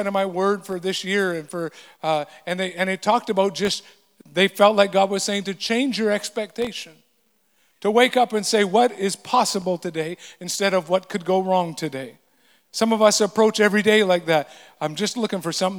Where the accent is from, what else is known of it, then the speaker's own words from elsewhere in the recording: the Kootenays, British Columbia, Canada; moved away; growing up in the Kootenays